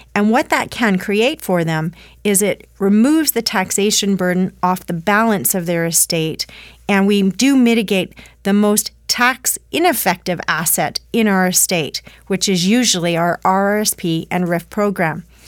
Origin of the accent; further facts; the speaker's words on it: Canada; as a Canadian population, we do feel strongly about our value sets